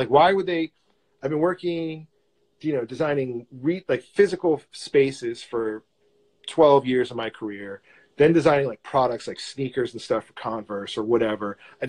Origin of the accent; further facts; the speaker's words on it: New York, United States; moved away; I grew up in New York.